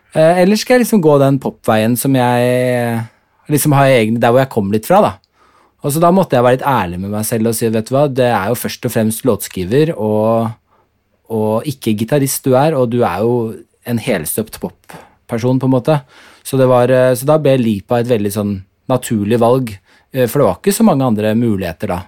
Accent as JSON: {"language": "Norwegian", "region": "Oslo", "country": "Norway", "tie": "born or raised there", "also_born_or_lived": "Denmark / Horten / England", "said": "de er jo begge fra Oslo, mine foreldre. Så ja. da flyttet vi til slutt tilbake til Oslo. og så har jeg bodd der siden jeg var seks år"}